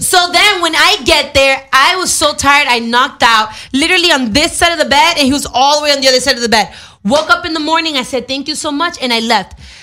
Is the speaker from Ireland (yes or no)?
no; Dominican Republic; my culture or nationality, I'm Dominican